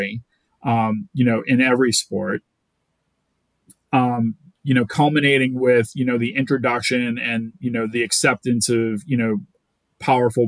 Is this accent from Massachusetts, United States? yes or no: yes; Boston, Massachusetts, United States; I'm from Boston